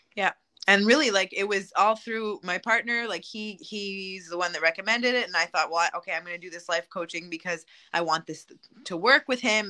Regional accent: Montreal, Quebec, Canada; I'm from Montreal, uh, Quebec, Canada.

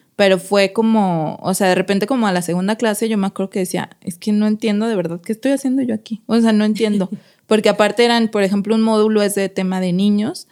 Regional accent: Mexico City, Mexico; moved away as an adult; now in Guadalajara, Mexico; soy de la Ciudad de México

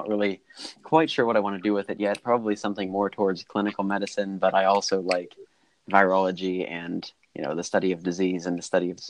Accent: Pennsylvania, United States; We're both from Pennsylvania, and I go to St. Francis University. I'm in my sophomore year there

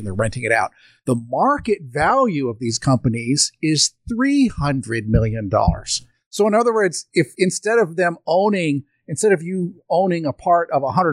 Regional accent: United States

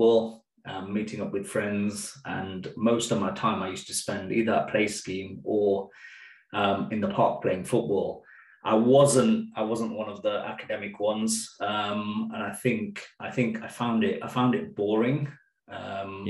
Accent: Leicester, East Midlands, United Kingdom; also born or lived in Birmingham; I was 4 years old when we sort of moved to Leicester

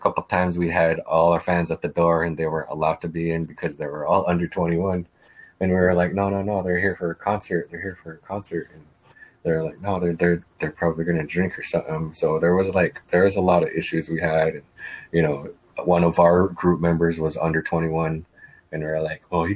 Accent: Winnebago Reservation, Nebraska, United States; I'm from the reservation

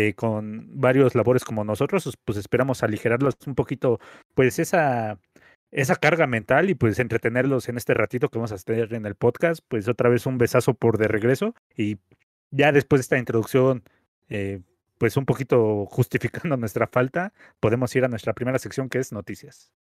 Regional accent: Mexico; como mexicanos

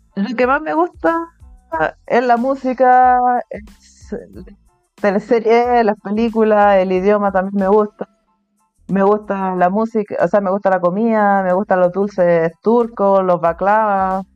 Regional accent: Chile; first language Spanish; moved away as an adult; now in Turkey; en mi ciudad soy la única chilena soy la única que habla español en mi ciudad, español nativo.

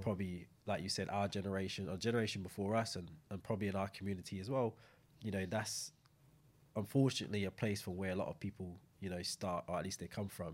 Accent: Saint Michael, Barbados; moved away; coming from the same place, growing up, you know, even though Saint John, Saint Michael kind of you know, growing up in Barbados

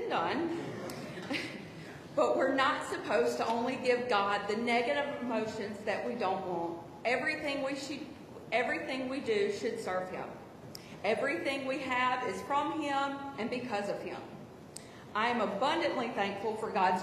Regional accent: Ridgeland, Mississippi, United States; moved away as an adult; now in Hattiesburg, United States; I'm originally from Ridgeland, Mississippi, but moved to Hattiesburg in 2001 to go to USM

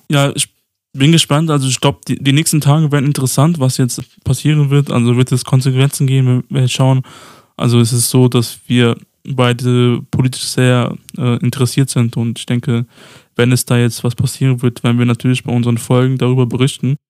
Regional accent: Pristina, Kosovo; moved away; in meiner alten Heimat, also wo ich geboren wurde, im Kosovo, in Pristina

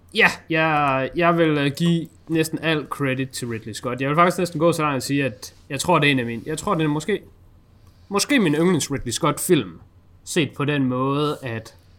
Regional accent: Denmark; føler jeg som dansker

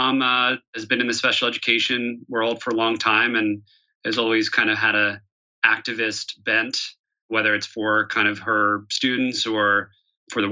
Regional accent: Morristown, New Jersey, United States; I grew up outside Philadelphia in New Jersey in a kind of pretty classic suburban town called Morristown, New Jersey

